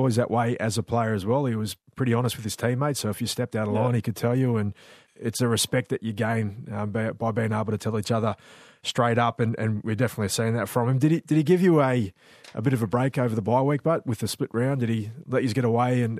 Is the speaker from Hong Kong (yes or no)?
no; Australia; also born or lived in New Zealand; I was born in New Zealand but moved to Australia when I was quite young.